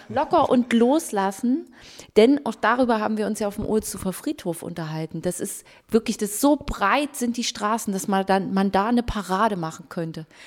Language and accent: German; Germany; bei uns in Deutschland